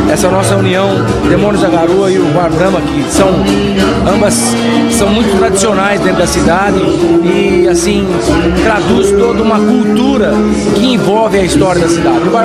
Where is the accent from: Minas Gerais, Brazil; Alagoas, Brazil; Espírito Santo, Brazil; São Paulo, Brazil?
São Paulo, Brazil; born there; Eu tenho 40 anos de idade e eu nunca tinha vindo para o centro. Eu nasci em São Paulo.